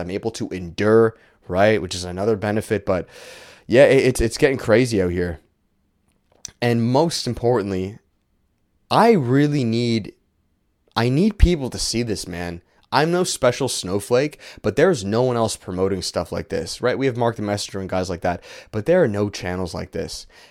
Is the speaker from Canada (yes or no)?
yes; Canada; it's not the country that I was born into.